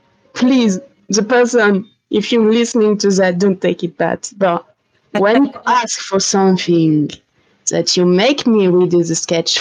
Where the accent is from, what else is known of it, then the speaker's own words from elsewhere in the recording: France; English is a second language; English is not my native language